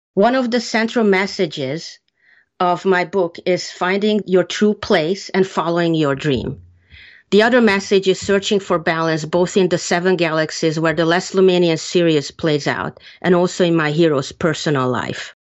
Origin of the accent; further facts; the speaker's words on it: Hungary; moved away; I grew up in Hungary